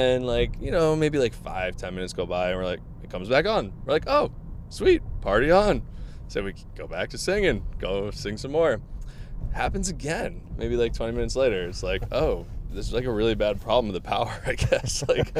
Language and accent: English; Boston, Massachusetts, United States; So I'm from Boston. Beautiful state, beautiful area. Yeah. From born and raised in Massachusetts.